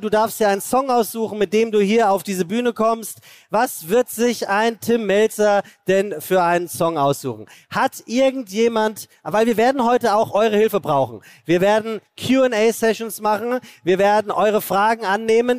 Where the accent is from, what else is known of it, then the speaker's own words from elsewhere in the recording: Hesse, Germany; Ich bin Hesse